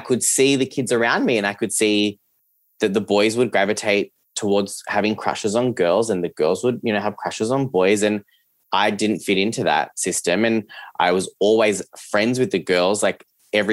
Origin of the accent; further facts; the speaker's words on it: Geelong, Victoria, Australia; English is a second language; So I grew up in Geelong, which is where I'm recording from today